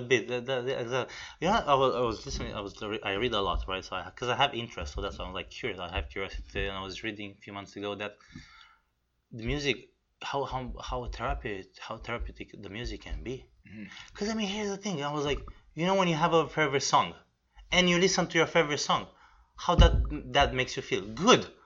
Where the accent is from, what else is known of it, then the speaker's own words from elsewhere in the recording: Romania; moved away; I'm originally from Romania, okay, which is East Europe